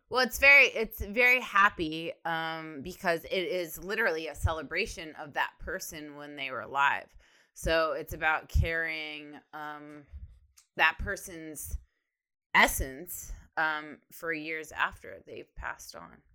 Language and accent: English; Ohio, United States; now in Texas, United States; I am from Ohio, and then I moved to Texas